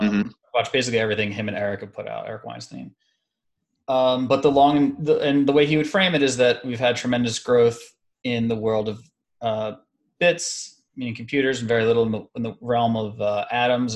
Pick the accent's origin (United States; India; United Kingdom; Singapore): United States; being specifically an American